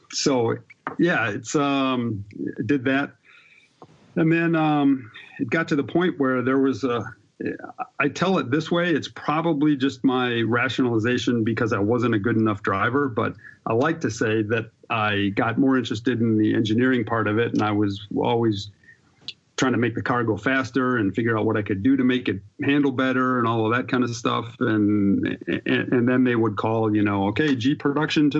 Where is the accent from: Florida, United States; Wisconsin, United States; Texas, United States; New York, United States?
Wisconsin, United States; I grew up in Wisconsin racing go-karts